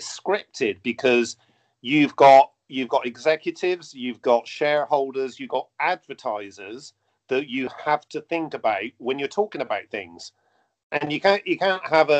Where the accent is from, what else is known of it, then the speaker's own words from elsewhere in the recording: Bristol, South West England, United Kingdom; Bristol, my hometown